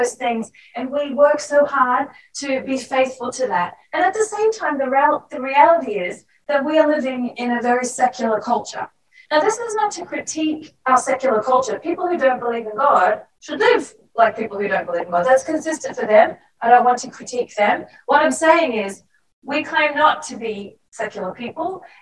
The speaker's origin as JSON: {"language": "English", "country": "Australia", "accent": "Australian", "moved": "yes", "said": "I worked really hard to keep my Australian accent, even though I was out of Australia for a very long time"}